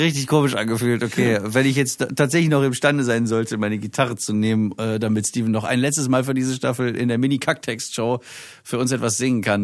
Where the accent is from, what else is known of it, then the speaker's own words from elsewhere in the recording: Germany; bei uns in Deutschland